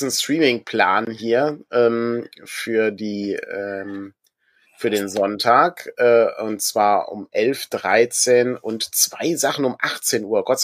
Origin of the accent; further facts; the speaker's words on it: Augsburg, Bavaria, Germany; rein zufällig bin ich ja Augsburger.